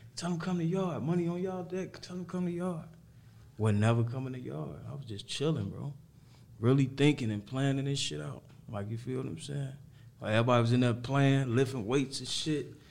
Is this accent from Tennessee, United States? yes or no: no; Harvey, Illinois, United States; also born or lived in Chicago; I'm from Harvey